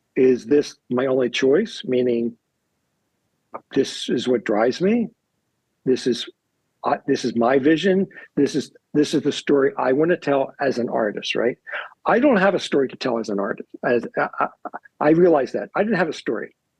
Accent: Baltimore, Maryland, United States; growing up in Baltimore

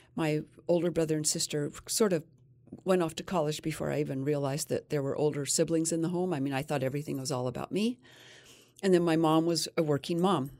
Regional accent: Fillmore, Utah, United States; I was raised in Fillmore, Utah

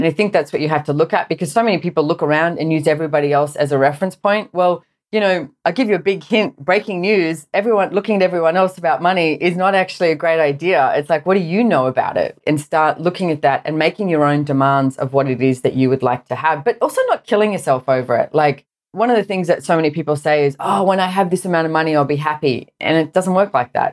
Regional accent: Sydney, New South Wales, Australia; I grew up in Sydney, Australia, and I went to a private school

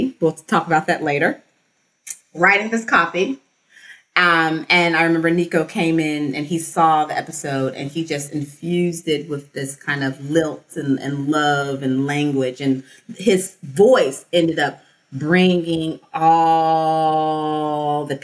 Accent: Memphis, Tennessee, United States; Memphis, which is my hometown

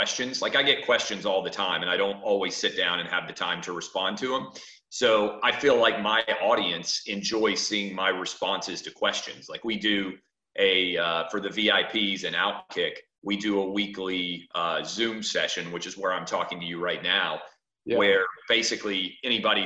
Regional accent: Nashville, Tennessee, United States; moved away as an adult; also born or lived in Washington, D.C.; as a kid growing up in Nashville

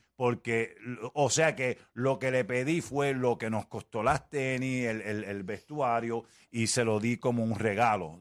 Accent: Puerto Rico; como somos puertorriqueños

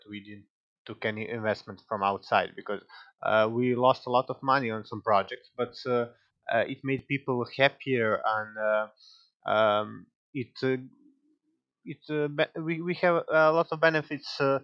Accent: Serbia; English is a second language; we are from Serbia, we are not a native English speaker

